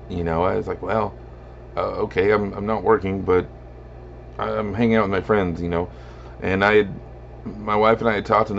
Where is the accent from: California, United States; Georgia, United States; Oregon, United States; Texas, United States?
Texas, United States; Lubbock; my hometown, why Lubbock